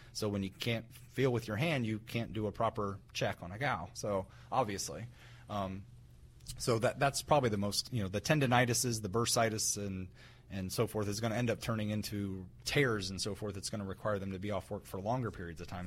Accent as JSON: {"language": "English", "region": "West Central Ohio", "country": "United States", "tie": "born or raised there", "said": "I grew up in West Central Ohio, which is very rural"}